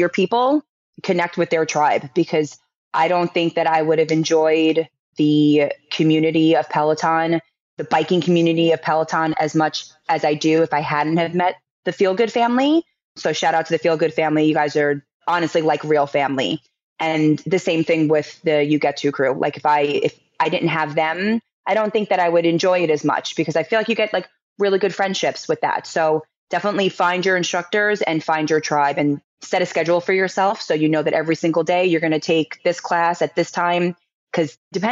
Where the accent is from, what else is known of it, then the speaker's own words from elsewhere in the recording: Long Island, New York, United States; also born or lived in Pennsylvania; now in New York City, United States; I'm from the New York area. I grew up on Long Island.